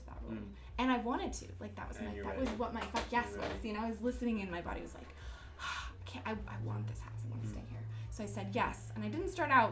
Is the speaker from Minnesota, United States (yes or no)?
no; Oregon, United States; where I'm from Oregon